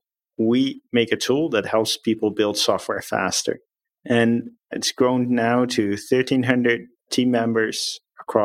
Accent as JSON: {"language": "English", "country": "Netherlands", "moved": "yes", "said": "I'm from the Netherlands."}